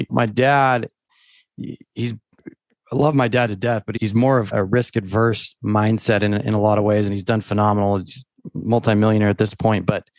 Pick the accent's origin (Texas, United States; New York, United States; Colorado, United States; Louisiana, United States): Texas, United States; born there; And I was born in Texas, but I never really had visited or spent much time there.